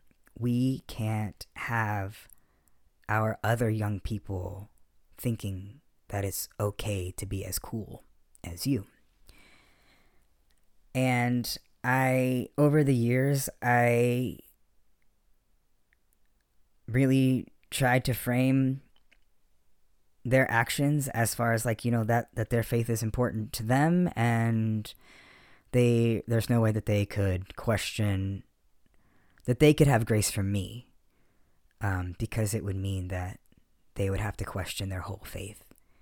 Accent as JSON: {"language": "English", "region": "Okinawa", "country": "Japan", "tie": "born or raised there", "also_born_or_lived": "Heidelberg, Germany", "said": "I grew up overseas on American military bases in Okinawa, Japan, and Heidelberg, Germany."}